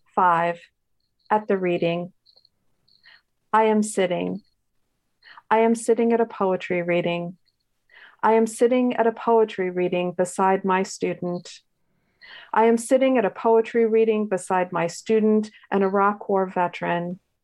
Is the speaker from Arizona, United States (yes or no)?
no; Richmond, Virginia, United States; I grew up in Richmond, Virginia